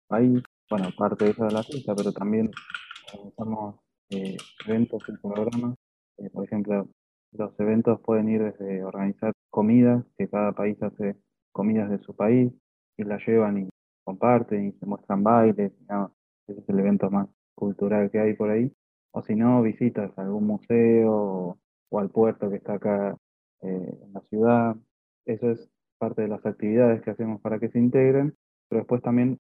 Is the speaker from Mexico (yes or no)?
no; Argentina; como Mario también soy de Argentina, de la UN, y estuve eh, de intercambio en Puebla hace unos años.